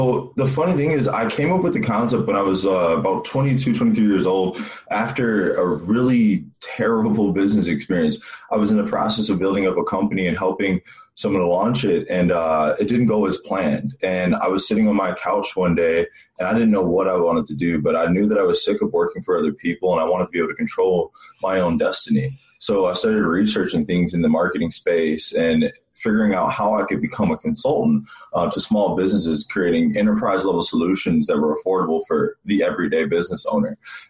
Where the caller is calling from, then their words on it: Scottsdale, Arizona, United States; So I'm calling from Scottsdale, Arizona.